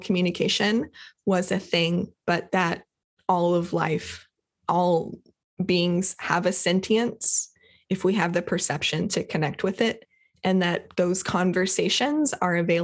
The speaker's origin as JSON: {"language": "English", "region": "Kentucky", "country": "United States", "tie": "born or raised there", "said": "Grew up, I was born in Kentucky"}